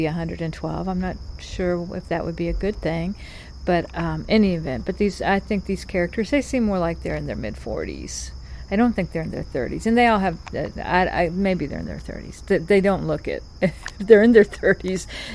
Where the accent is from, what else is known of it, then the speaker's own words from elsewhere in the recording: North Carolina, United States; in North Carolina, we have got three distinct regions, and I would argue three distinct accents